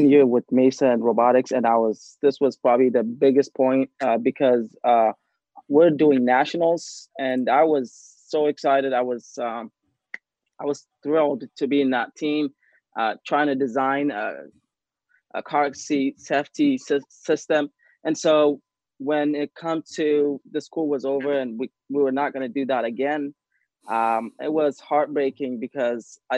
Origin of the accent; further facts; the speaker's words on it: Ethiopia; now in Arizona, United States; I am from Ethiopia.